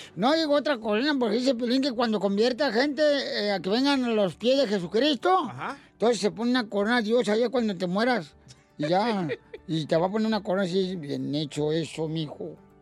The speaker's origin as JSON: {"language": "Spanish", "town": "Ocotlán", "region": "Jalisco", "country": "Mexico", "moved": "yes", "said": "Yo soy de Ocotlán, a un ladito"}